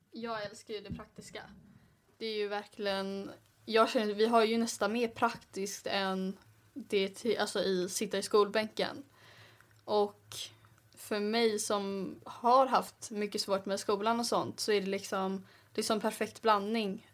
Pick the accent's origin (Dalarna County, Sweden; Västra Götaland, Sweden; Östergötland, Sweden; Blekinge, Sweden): Västra Götaland, Sweden; Gothenburg; kommer från Göteborg